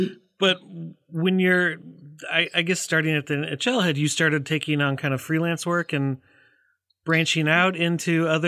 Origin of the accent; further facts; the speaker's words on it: Minnesota, United States; Growing up in Minnesota, you kind of can't escape hockey.